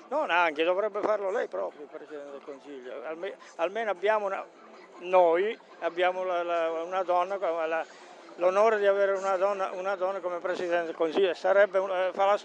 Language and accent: Italian; Bresso, Lombardy, Italy; Bresso, ah, Bresso di Milano.